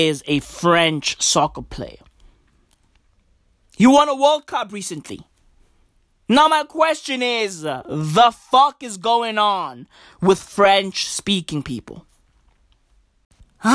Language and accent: English; South Africa; also born or lived in Canada; I'm in South Africa right now. I'm South African